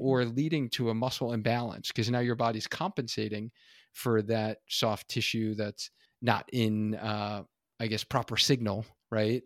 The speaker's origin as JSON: {"language": "English", "region": "New York", "country": "United States", "tie": "born or raised there", "moved": "yes", "lives_now": "Connecticut, United States", "said": "being an original New Yorker"}